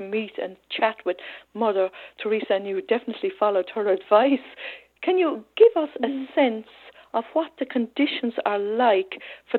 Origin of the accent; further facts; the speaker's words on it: Cobh, Munster, Ireland; That's not far from where I come from in Cove.